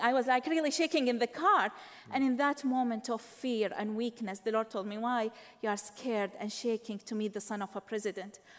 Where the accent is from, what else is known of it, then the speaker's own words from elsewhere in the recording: Baghdad, Baghdad Governorate, Iraq; moved away; I was born in Iraq, Baghdad, Iraq